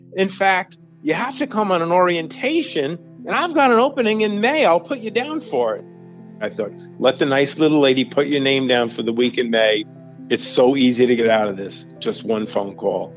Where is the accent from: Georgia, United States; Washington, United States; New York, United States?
New York, United States; Long Island; I grew up in Long Island, in suburbia